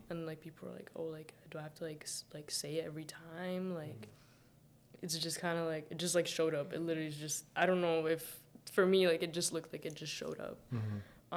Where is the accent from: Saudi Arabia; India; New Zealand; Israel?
Saudi Arabia; moved away; also born or lived in Mississauga; I was born and raised in Saudi Arabia but I don't like claim it. Like I'm fully Sudanese.